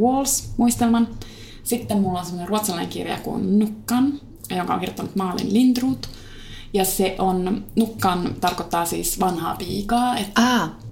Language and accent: Finnish; Kiuruvesi, North Savo, Finland; Minähän olen kotoisin Kiurvedeltä pohjoissa vasta siitä ajaa puolitoista tuntia Kajaaniin